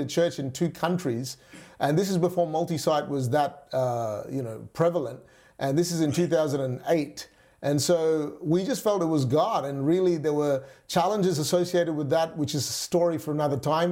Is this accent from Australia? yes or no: yes; Perth, Western Australia, Australia; also born or lived in Singapore / Malaysia; at the age of nine, our family moved to Perth, Western Australia. It's the west coast of Australia, and that really where I grew up